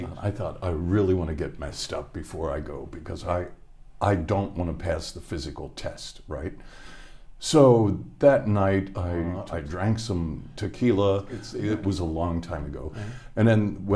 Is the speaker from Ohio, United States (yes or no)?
yes; Hamilton, Ohio, United States; moved away as an adult; I was born in Hamilton, Ohio.